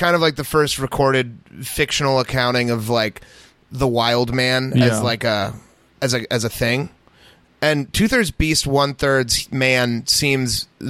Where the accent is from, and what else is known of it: United States